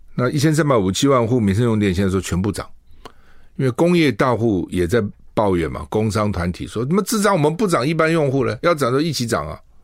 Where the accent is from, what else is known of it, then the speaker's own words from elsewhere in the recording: Taiwan; 我们台湾人